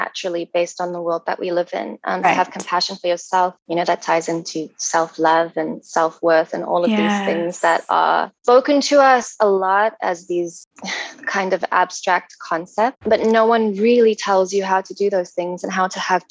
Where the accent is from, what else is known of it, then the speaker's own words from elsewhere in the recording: South Africa; now in Vancouver, Canada; I live in Vancouver. I'm South African.